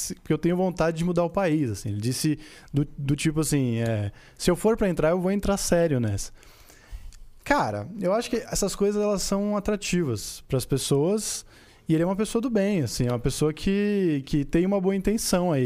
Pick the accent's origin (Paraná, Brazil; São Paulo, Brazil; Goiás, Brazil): São Paulo, Brazil; Osasco; Eu sou de Osasco. Eu cresci na Vila Holanda